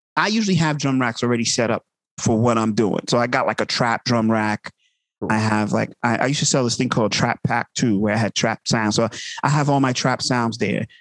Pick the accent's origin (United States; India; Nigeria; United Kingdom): United States; Uniondale, New York; also born or lived in Manhattan / Brooklyn; my parents moved to Long Island so I grew up in Uniondale, Long Island